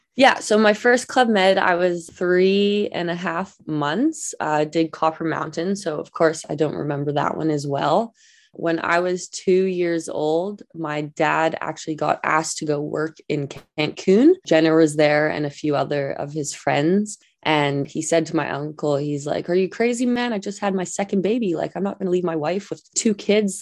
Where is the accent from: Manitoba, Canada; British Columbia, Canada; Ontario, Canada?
British Columbia, Canada; Vancouver; I grew up in Vancouver, BC